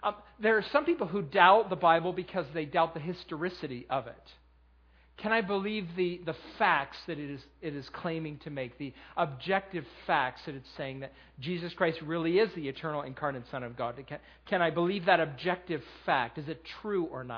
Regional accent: Western New York, United States; now in Lancaster County, United States; I'm from Western New

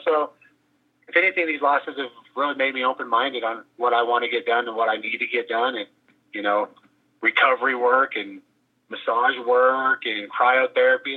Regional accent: Oklahoma, United States; now in Albuquerque, United States; I was born in Oklahoma

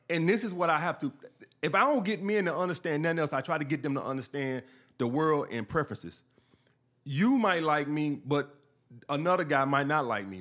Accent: Montgomery, Alabama, United States; born or raised there; moved away as an adult; also born or lived in Brooklyn, New York

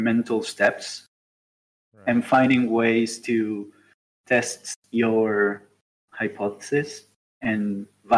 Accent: Argentina; moved away as an adult; now in Uruguay; I'm from Argentina and I work in Uruguay. I've been working here for 3 years now

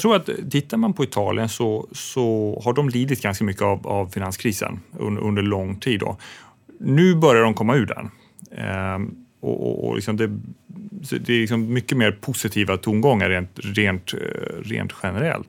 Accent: Sweden; som svensk

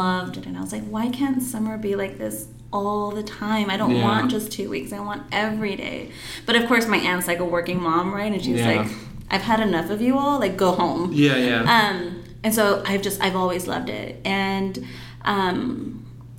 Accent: Phoenix, Arizona, United States; I grew up in downtown Phoenix

